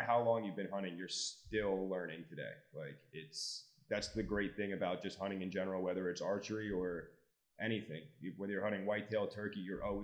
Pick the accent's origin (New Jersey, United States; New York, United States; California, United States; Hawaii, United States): New York, United States; New York City; moved away as an adult; now in Lancaster County, Pennsylvania, United States; So I'm originally from New York City. I moved to Jersey or moved to Pennsylvania about 7 years ago.